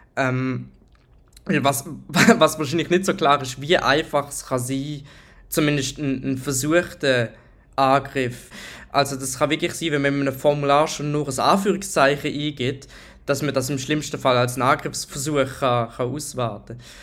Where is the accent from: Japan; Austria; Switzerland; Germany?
Switzerland; Ich bin Schweizer Ethical Hacker